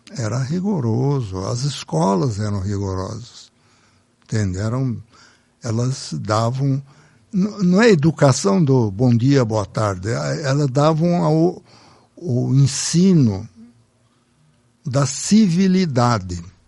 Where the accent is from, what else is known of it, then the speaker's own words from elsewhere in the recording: Brazil; Eu pensei como brasileiro